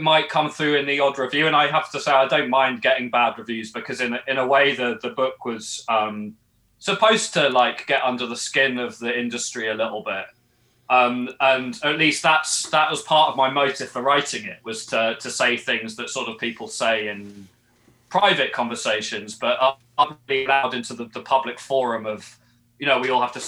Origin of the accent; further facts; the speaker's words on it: England, United Kingdom; now in Edinburgh, United Kingdom; I'm actually English, not Scottish